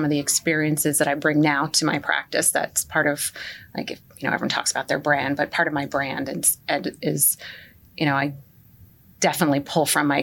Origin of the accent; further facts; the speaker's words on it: Lincroft, New Jersey, United States; I was raised in Lincroft